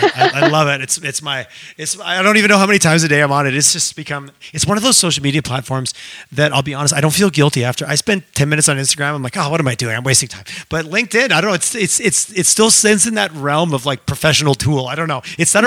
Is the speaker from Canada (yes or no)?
yes; Eastern Canada, Canada; now in Western Canada; again, I grew up in Eastern Canada and there was a little bit of, it was a little bit more competitive in the sense